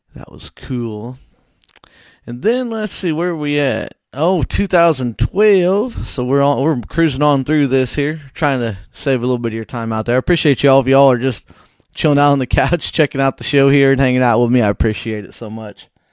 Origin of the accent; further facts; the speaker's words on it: Whitehall, Illinois, United States; my hometown of Whitehall